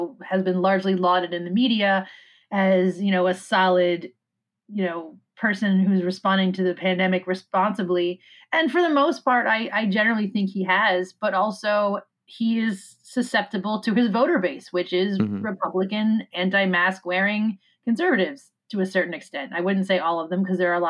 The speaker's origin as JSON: {"language": "English", "town": "Annapolis", "region": "Maryland", "country": "United States", "tie": "born or raised there", "also_born_or_lived": "Severna Park, Maryland", "said": "I was born in Annapolis, which is about 30 minutes south, approximately"}